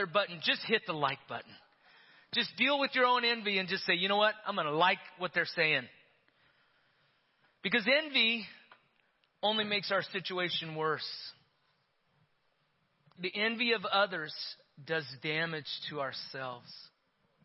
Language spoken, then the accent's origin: English; Yerington, Nevada, United States; When I was a kid growing up in Yerington, Nevada